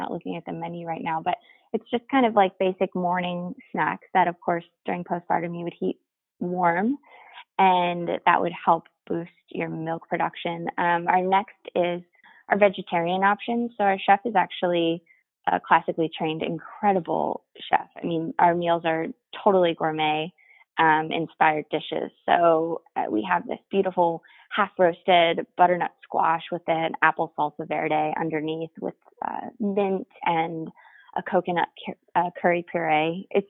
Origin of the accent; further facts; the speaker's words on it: Texas, United States; I came from Texas, but I wish in Texas that I had access to the stuff that I have access to here.